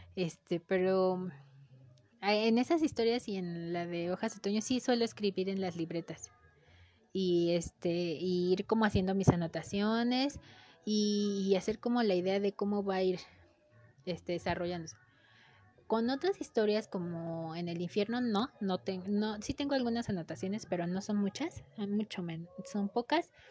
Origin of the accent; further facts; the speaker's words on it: Mexico; el lenguaje que nosotros le damos tal vez como mexicanos